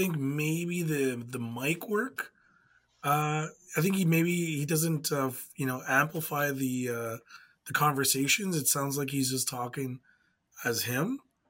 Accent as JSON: {"language": "English", "town": "Winnipeg", "region": "Manitoba", "country": "Canada", "said": "So we're from Winnipeg."}